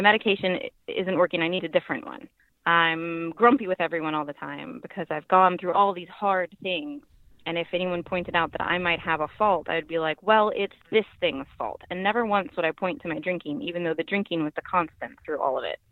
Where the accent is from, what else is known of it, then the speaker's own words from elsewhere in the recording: Virginia, United States; I'm from Virginia